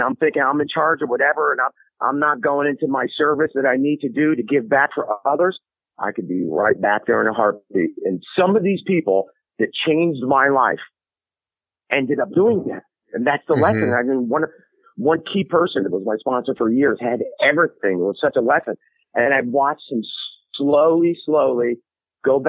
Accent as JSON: {"language": "English", "town": "New Haven", "region": "Connecticut", "country": "United States", "tie": "born or raised there", "said": "I grew up in New Haven, Connecticut"}